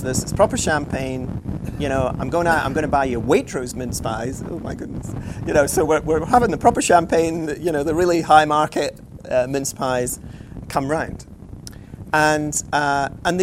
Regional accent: Scotland, United Kingdom; I'm Scottish

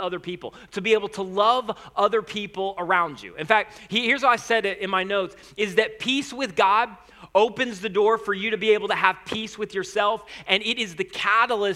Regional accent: United States; first language English; I was born in the United States of America

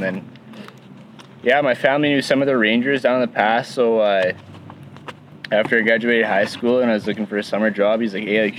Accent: Blairmore, Alberta, Canada; Can tell I'm from Blairmore.

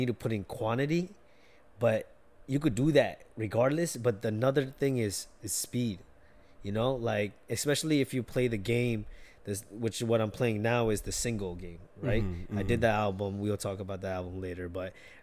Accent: Atlantic City, New Jersey, United States; I'm from Jersey, Atlantic City, 2.5 hours away

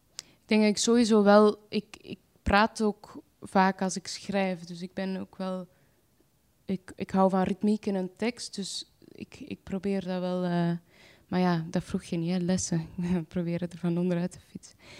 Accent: Antwerp, Flanders, Belgium; ik ga naar de wijk waar ik geboren ben. Dat is een sociale woonwijk, Luchtbal, naast eh, Antwerpen

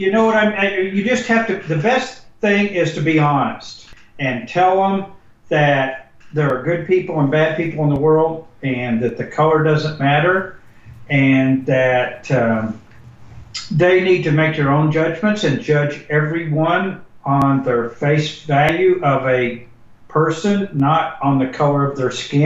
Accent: Springfield, Missouri, United States; growing up in Springfield, Missouri

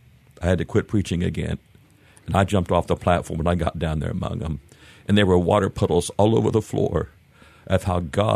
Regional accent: Springfield, Missouri, United States; born there; Kind of all over, really. I was born in Springfield, Missouri. And dad would start or take churches throughout the country, and so we would move off and on.

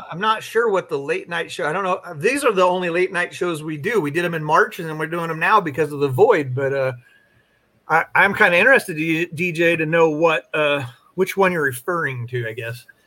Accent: Eugene, Oregon, United States; being that I'm from the Eugene area where Nike was born, I'm a Nike guy

